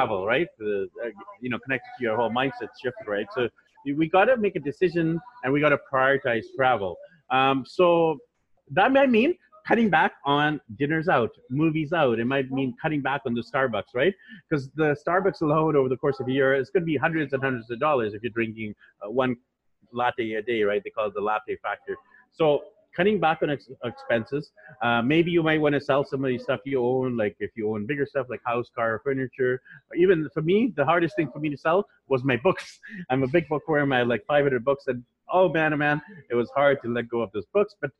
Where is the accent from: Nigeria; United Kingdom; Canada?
Canada; Vancouver, British Columbia; moved away as an adult; also born or lived in Japan; now in Manila, Philippines; So I'm from Vancouver, BC, Canada. So just north of you over there in the US. And I was born there, raised there, grew up there